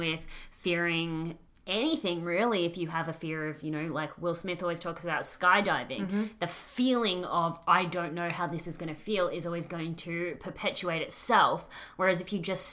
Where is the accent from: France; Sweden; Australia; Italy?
Australia; accent: Australian; my Australian accent